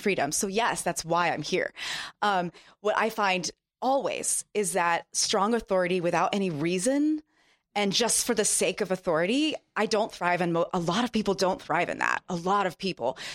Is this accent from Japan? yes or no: yes; Japan; moved away; I grew up in Japan